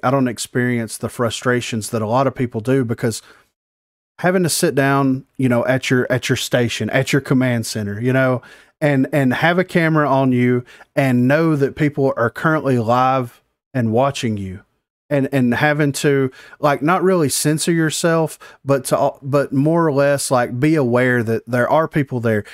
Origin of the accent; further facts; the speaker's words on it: the South, United States; I'm from the South